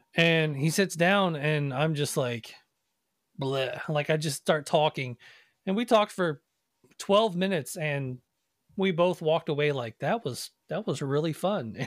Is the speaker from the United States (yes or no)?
yes; Nashville, Tennessee, United States; I grew up in Nashville